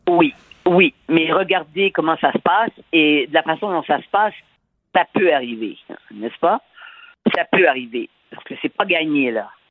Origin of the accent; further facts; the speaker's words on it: Canada; j'étais du Canada